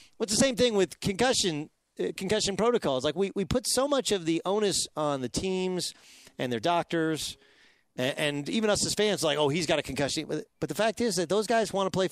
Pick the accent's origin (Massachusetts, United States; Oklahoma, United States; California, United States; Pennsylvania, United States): California, United States; Southern; I grew up in Southern California.